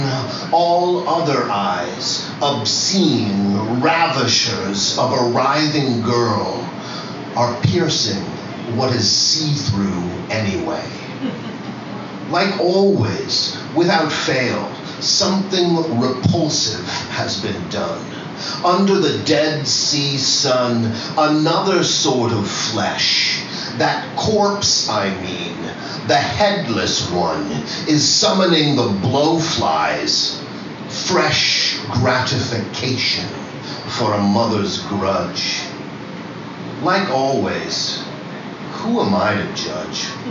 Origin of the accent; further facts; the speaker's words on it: New York, United States; also born or lived in Fresno, California; I'm a New Yorker.